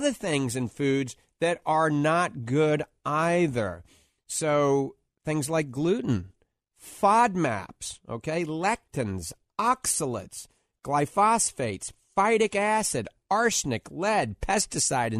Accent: New Orleans, Louisiana, United States; accent: New Orleans; my New Orleans accent

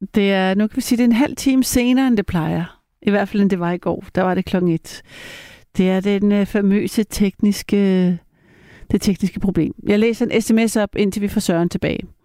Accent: Paris, Île-de-France, France; now in Denmark; jeg er jo halv fransk, og jeg er jo døbt i Frankrig. Og min papa, som er fransk, og jeg er født i Paris

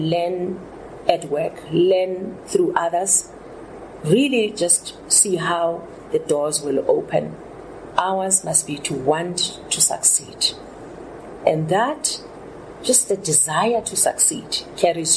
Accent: South Africa; as South African women

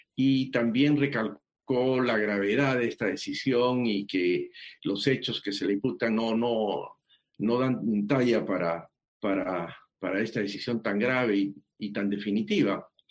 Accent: Peru

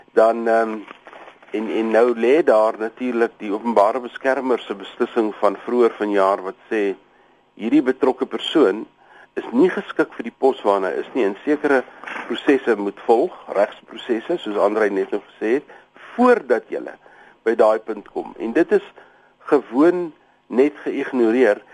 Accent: South Africa; as 'n Suid-Afrikaner

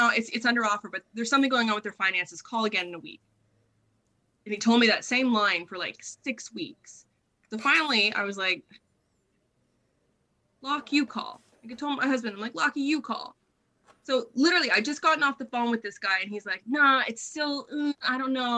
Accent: Canada; now in Australia; I'm Canadian

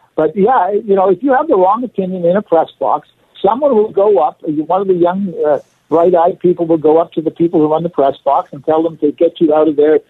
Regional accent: Canada; as a Canadian, I love my country

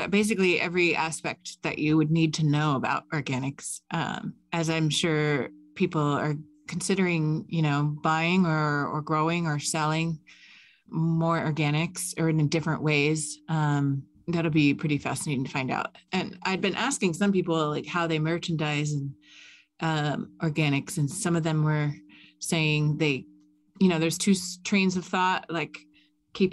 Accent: South Florida, United States; moved away; very near my old stomping grounds where I grew up in South Florida

